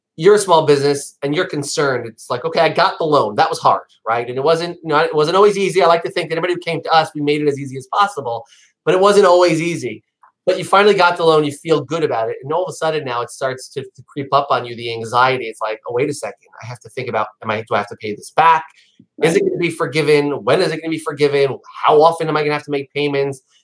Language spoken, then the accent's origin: English; New York, United States; I'm a New Yorker.